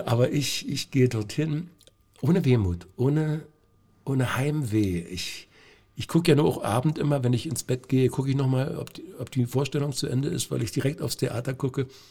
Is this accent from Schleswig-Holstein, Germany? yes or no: no; Lieberose, Brandenburg, Germany; also born or lived in Cottbus; ich komme aus Liberose